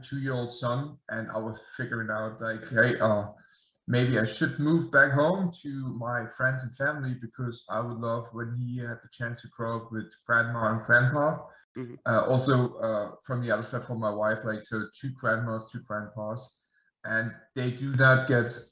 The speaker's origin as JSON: {"language": "English", "town": "Dresden", "region": "Saxony", "country": "Germany", "tie": "born or raised there", "moved": "as an adult", "lives_now": "United States", "said": "I will move back to Germany, to my hometown Dresden, end of June"}